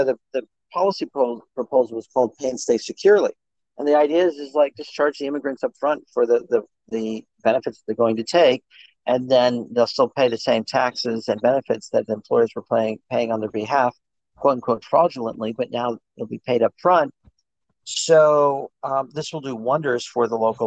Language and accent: English; India; moved away as an adult; I grew up in India, I was, at 18, I was in India, I was a little Buddhist monk studying